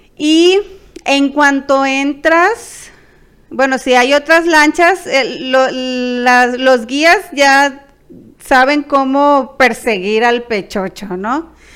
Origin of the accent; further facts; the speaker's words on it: Culiacán, Sinaloa, Mexico; somos de Culiacán, Sinaloa